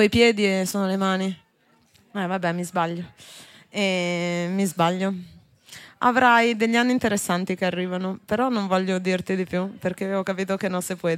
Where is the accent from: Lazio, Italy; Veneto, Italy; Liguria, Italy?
Liguria, Italy; Genoa; Io sono di Genova